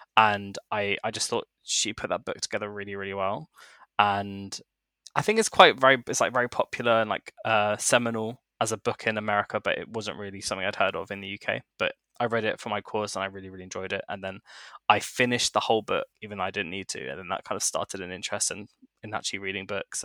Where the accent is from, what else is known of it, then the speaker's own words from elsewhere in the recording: London, United Kingdom; growing up in London, you hear so many people's stories